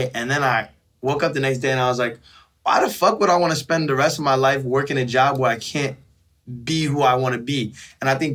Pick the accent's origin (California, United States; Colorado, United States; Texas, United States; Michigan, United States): California, United States; San Francisco; growing up in San Francisco